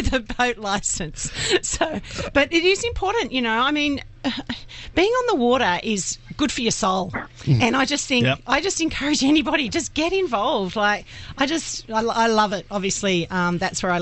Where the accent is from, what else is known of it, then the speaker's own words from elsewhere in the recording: Summerland Point, New South Wales, Australia; I grew up in Summerland Point